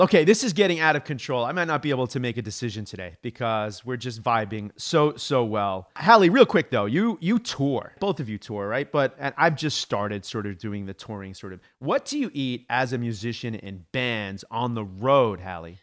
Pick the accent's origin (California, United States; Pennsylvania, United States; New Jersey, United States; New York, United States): New York, United States; a native New Yorker